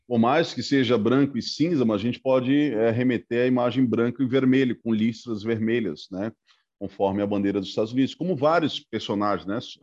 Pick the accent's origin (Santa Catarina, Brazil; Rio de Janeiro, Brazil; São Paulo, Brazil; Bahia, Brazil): Santa Catarina, Brazil; Itajaí; also born or lived in Pará; now in Brusque, Brazil; eu tenho muitas lembranças da cidade onde eu nasci, lá no, no Pará, porque foi justamente de quatro para cinco anos que eu migrei para Itajaí